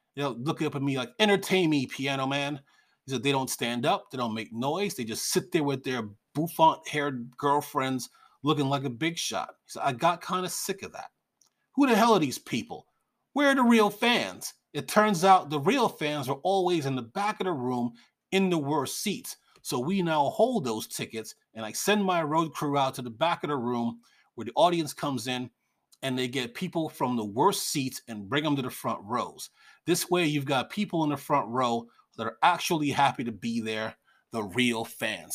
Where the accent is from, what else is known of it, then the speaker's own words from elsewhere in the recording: New York, United States; I'm a middle-aged man, and I grew up in New York